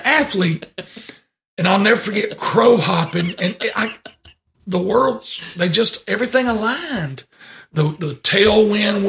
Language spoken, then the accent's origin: English; Deep South, United States; I was born in the Deep South